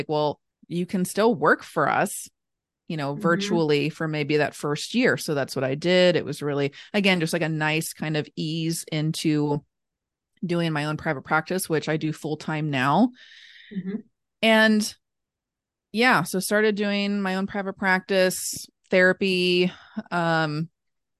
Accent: Northern Kentucky, United States; also born or lived in Lexington, Kentucky; I was born and raised in Northern Kentucky. Born and raised in Northern Kentucky. I live here now

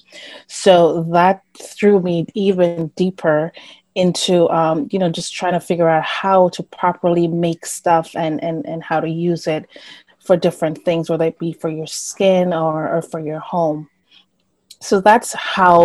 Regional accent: Jamaica; moved away; I am from Jamaica. I grew up with my grandparents there.

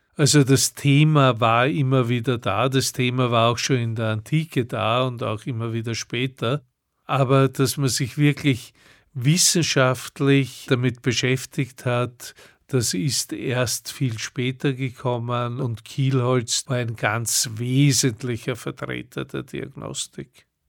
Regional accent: Vienna, Austria; ich komme aus Wien

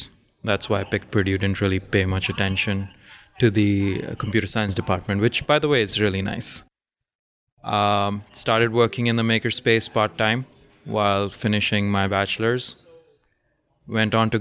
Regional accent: Dubai, United Arab Emirates; So I grew up in Dubai, at least a few years in Dubai, from fifth grade till graduation of high school.

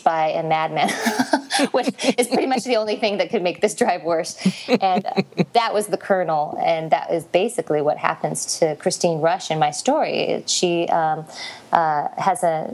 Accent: Las Vegas, Nevada, United States; I'm from Las Vegas, and every summer I try to escape this boiling pit, which is where I am right now

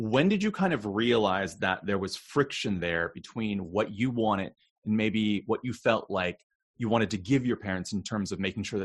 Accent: United States; I was fifth generation Chinese American. So my parents were born here

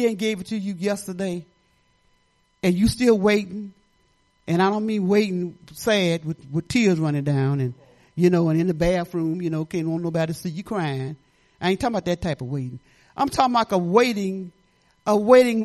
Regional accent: Detroit, Michigan, United States; I lived in Detroit. I was brought up in Detroit

